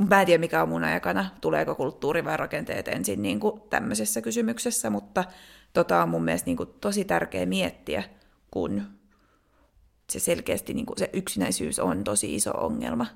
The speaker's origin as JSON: {"language": "Finnish", "country": "Finland", "also_born_or_lived": "Denmark", "moved": "as an adult", "said": "mä muutin Suomesta Tanskaan"}